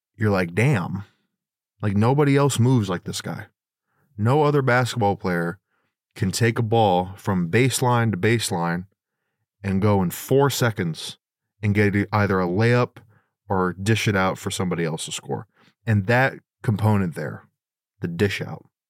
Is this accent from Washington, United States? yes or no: yes; Bremerton, Washington, United States; also born or lived in Silverdale, Washington; I grew up in the Seattle area, uh, specifically, um, if anyone's familiar with Western Washington, the Bremerton, Silverdale area kinda bounced around from both, um, but I lived in Bremerton for most of my childhood